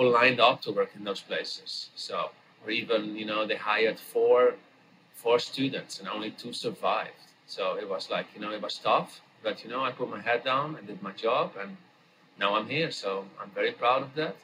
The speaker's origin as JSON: {"language": "English", "country": "Netherlands", "tie": "born or raised there", "moved": "as an adult", "lives_now": "New York, United States", "said": "I am from Holland, as you know. And I grew up in a small town in a region where all the produce glasshouses are from"}